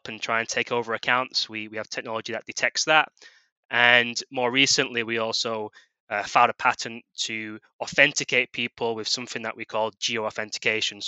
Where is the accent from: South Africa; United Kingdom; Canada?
United Kingdom; moved away as an adult; also born or lived in Australia / San Francisco; originally from the UK, you can probably tell by my accent